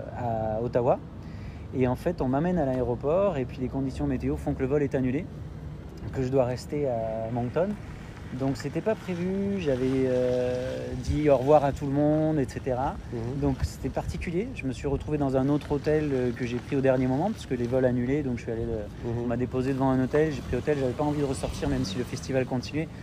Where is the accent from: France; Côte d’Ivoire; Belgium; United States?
France; moved away as an adult; also born or lived in Korea; now in Canada; mes enfants qui sont aussi français